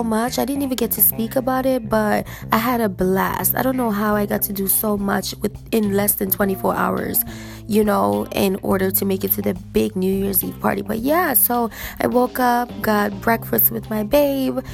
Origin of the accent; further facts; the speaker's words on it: New York City, New York, United States; I was raised in New York